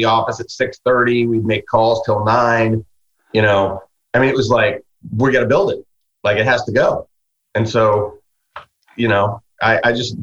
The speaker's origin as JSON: {"language": "English", "region": "Midwest", "country": "United States", "said": "I'm a guy from the Midwest"}